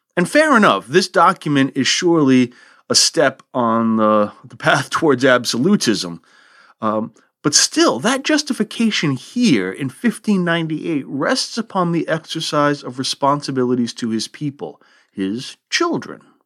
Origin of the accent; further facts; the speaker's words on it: United States; here, In the good old U S